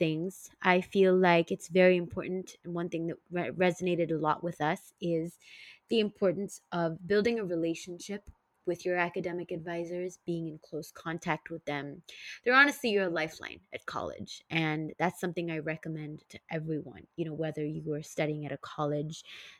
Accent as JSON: {"language": "English", "country": "Singapore", "tie": "born or raised there", "also_born_or_lived": "San Francisco Bay Area, United States", "moved": "as an adult", "said": "back at my hometown in Singapore"}